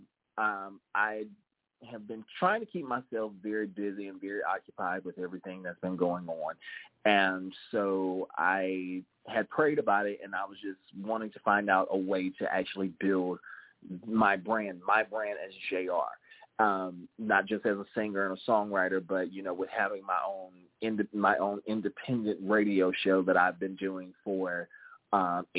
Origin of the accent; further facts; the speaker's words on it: the South, United States; accent: southern drawl; also born or lived in the North (US); I have a very southern drawl, a very southern accent, because I grew up in the South, even though I was born in up north